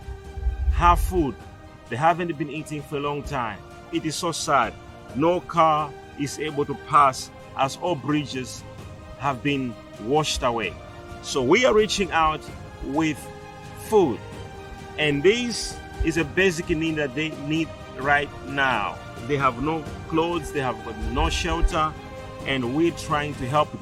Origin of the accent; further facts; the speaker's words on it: Malawi; We are from Malawi